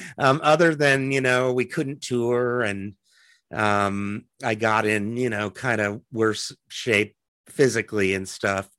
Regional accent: Lincoln, Nebraska, United States; moved away as an adult; also born or lived in Athens, Georgia / New York / Los Angeles; now in Omaha, United States; I really liked growing up in Lincoln

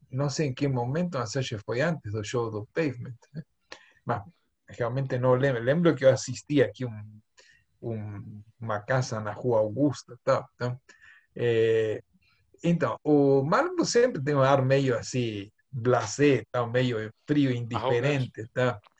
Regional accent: Buenos Aires, Argentina; accent: porteño; Portuguese is a second language; also born or lived in São Paulo; now in Brazil; Inglés porteño né? inglês porteño

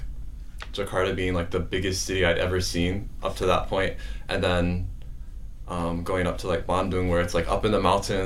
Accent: Indiana, United States; moved away as an adult; also born or lived in Indonesia; now in Hawaii, United States; I'm from Indiana

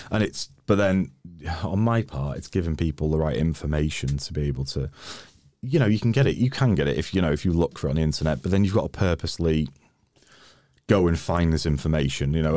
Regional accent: Wrexham, Wales, United Kingdom; moved away; also born or lived in London; I'm Welsh

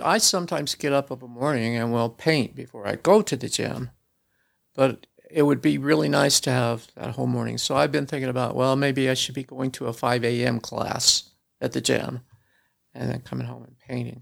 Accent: small town south of Kansas City, United States; moved away as an adult; now in Salt Lake City, United States; I was born in a small town south of Kansas City

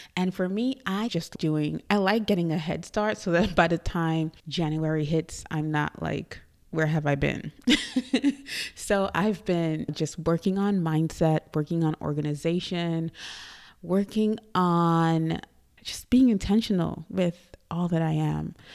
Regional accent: Trinidad & Tobago; moved away as an adult; also born or lived in New York, United States; now in Dallas, United States; I was born in Trinidad and Tobago. I am from Trinidad, which is a tiny island in the Caribbean, if you don't know. And I came to the U S

